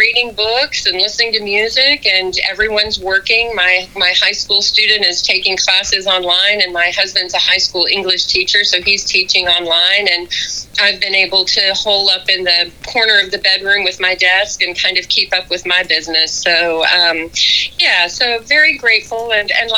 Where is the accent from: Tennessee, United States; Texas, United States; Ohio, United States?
Texas, United States; Odessa; as a kid growing up in a pretty isolated oil town, you know, out in West Texas